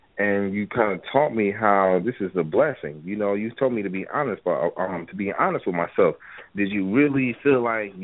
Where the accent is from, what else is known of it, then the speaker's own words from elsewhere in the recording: Wisconsin, United States; moved away as an adult; now in Atlanta, United States; I'm from Wisconsin